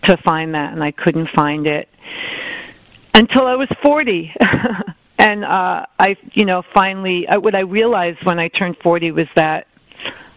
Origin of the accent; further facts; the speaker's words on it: Island Park, New York, United States; moved away as an adult; now in New York City, United States; I grew up in Long Island, New York, in a town that sort of sits right next to Long Beach. It's called Island Park.